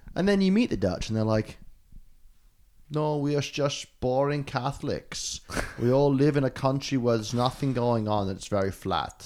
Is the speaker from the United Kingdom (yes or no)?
yes; United Kingdom; a British person